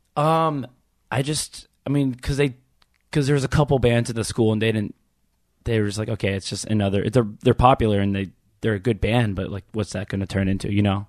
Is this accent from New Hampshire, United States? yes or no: no; Baltimore suburbs, Maryland, United States; I grew up in one of those neighborhoods